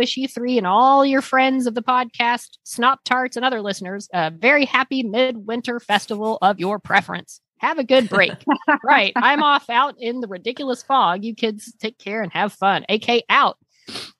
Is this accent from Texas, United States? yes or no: yes; Texas, United States; now in Los Angeles, United States; my home state of Texas